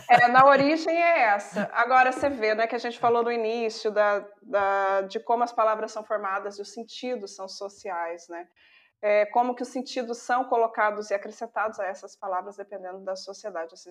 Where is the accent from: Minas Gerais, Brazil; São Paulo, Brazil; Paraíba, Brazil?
Minas Gerais, Brazil; sou mineira